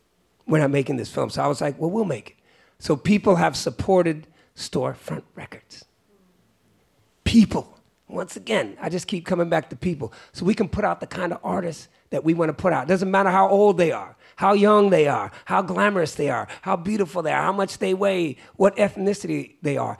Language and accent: English; Oakland, California, United States; also born or lived in Great Barrington, Massachusetts; I was always growing up in the Bay Area, I was always the weird kid. When I was in West Oakland